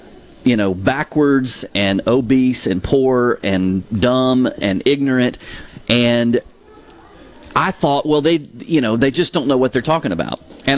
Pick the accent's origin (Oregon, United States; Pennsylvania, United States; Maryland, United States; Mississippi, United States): Mississippi, United States; Laurel; You know, growing up in Laurel, I just thought Mississippi was the best place on the planet.